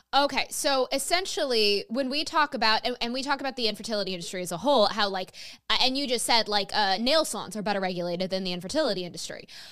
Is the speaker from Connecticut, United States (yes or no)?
no; New York, United States; my home state of New York